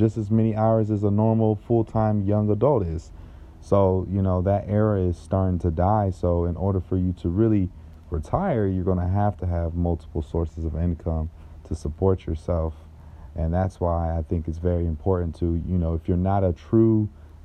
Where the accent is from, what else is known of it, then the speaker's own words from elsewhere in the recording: Jacksonville, Florida, United States; moved away as an adult; now in South Florida, United States; I'm from originally Jacksonville, Florida. I grew up in that area.